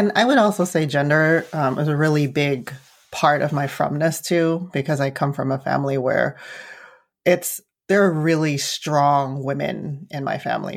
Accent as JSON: {"language": "English", "town": "San Francisco", "region": "California", "country": "United States", "tie": "born or raised there", "also_born_or_lived": "Arizona", "said": "growing up in the city"}